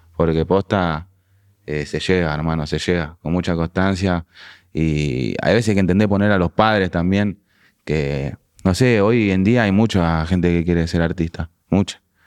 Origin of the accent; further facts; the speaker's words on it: Pablo Podestá, Buenos Aires Province, Argentina; also born or lived in La Crujía; now in Francisco Álvarez, Argentina; Pablo Podestá, que fue donde tuve mi adolescencia, donde fui al colegio